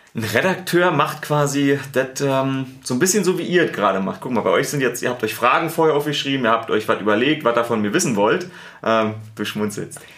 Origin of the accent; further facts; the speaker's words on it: Berlin, Germany; accent: Berliner; now in Munich, Germany; ich habe einen Berliner Akzent.